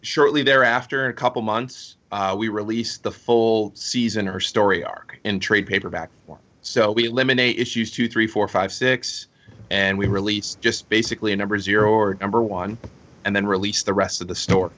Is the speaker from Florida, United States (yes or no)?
yes; Fort Myers, Florida, United States; I grew up here in Fort Myers